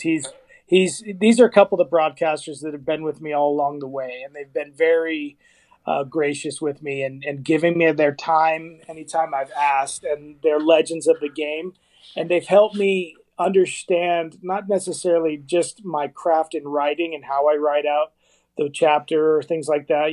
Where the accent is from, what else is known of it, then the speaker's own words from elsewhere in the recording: Las Vegas, Nevada, United States; now in Arizona, United States; I'm I'm actually from Las Vegas, and uh, you know, before I moved to Arizona